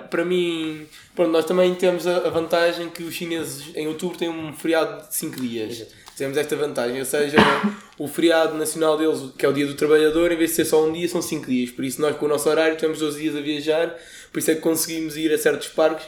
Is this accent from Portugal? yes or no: yes; Portugal; nós como somos portugueses